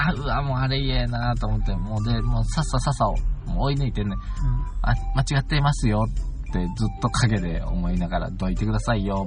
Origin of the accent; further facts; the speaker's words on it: Akashi, Hyogo, Japan; moved away; わが故郷の西明石